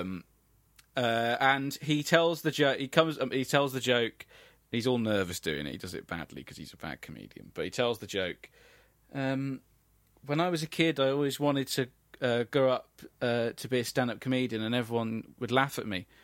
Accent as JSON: {"language": "English", "region": "England", "country": "United Kingdom", "said": "we are English"}